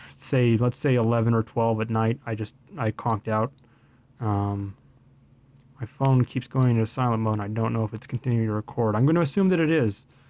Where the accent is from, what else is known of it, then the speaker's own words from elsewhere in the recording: Winnipeg, Manitoba, Canada; born and raised in Winnipeg, Manitoba, continues to live in Winnipeg, Manitoba till this day